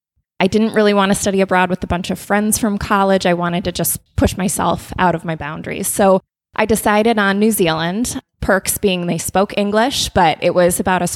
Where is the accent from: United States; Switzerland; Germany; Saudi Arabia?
United States; Minnesota; moved away as an adult; also born or lived in North Dakota; now in Indianapolis, United States; I grew up in Minnesota, about 20 minutes east of the Twin Cities, and ended up at the University of North Dakota for college